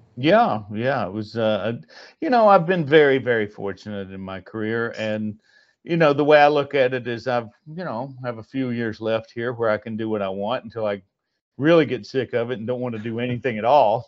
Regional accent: North Carolina, United States; also born or lived in Burbank, California; now in Franklin, United States; we're both from back east anyway. I'm from North Carolina

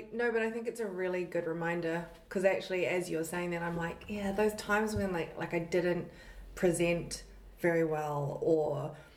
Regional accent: New Zealand; moved away; I lived in New Zealand and I was born and raised there

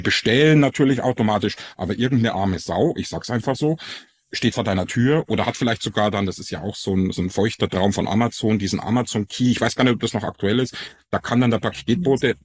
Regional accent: Ingolstadt, Bavaria, Germany; accent: Bavarian; moved away as an adult; now in Frankfurt, Germany; ich komme aus, aus Ingolstadt ursprünglich. Man merkt's ja fast gar nicht, dass ich einen bayerischen Dialekt habe, aber da komme ich ursprünglich her

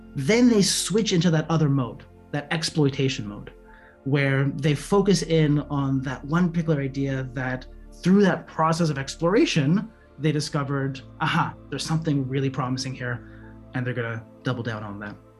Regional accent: Montreal, Quebec, Canada; moved away as an adult; also born or lived in San Diego, United States / Midwest, United States; now in Merced, United States; originally, I'm from Montreal, Canada. I went to college there

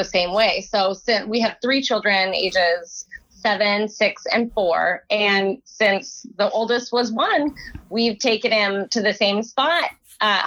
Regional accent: Oregon, United States; I grew up here in Oregon

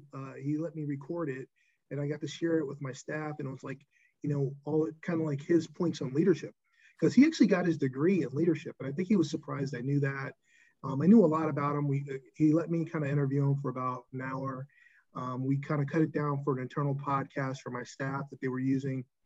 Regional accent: Newburgh, New York, United States; also born or lived in North Carolina; growing up in Newburgh, New York, being the smart kid

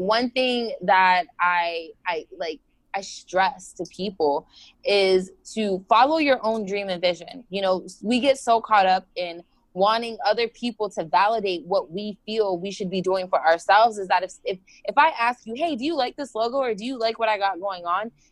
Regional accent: Florida, United States; also born or lived in New Jersey, United States; We moved down here when I was about six, so I've lived in Florida majority of my life

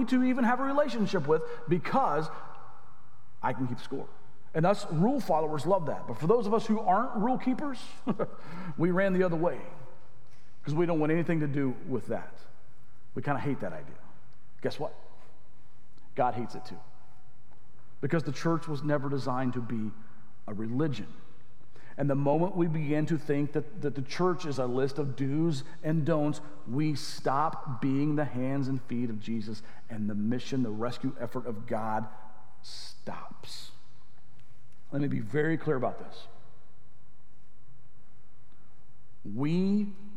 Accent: Arkansas, United States; moved away; The church I grew up in Arkansas

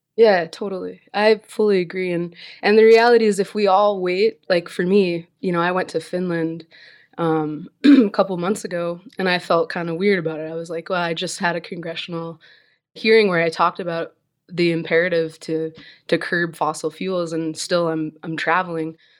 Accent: Alaska, United States; I'm from Alaska

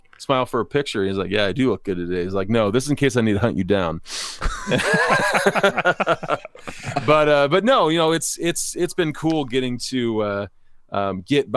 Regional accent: Clinton, Iowa, United States; now in Nebraska, United States; I'm actually from Clinton, Iowa, so my hometown is halfway between where you're at and where I am

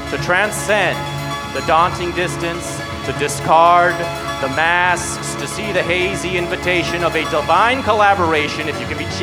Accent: Irvine, California, United States; I grew up in Irvine, and I never thought about the Santa Ana winds was a big deal.

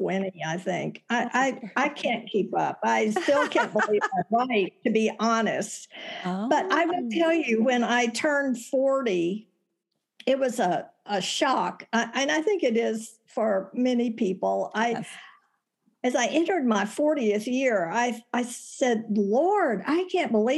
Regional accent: Texas, United States; moved away as an adult; now in Tucson, United States; I was born and raised in Texas

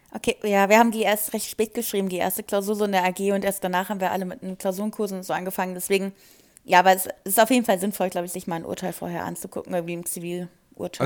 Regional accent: Wiesbaden, Hesse, Germany; Ich komme aus Wiesbaden

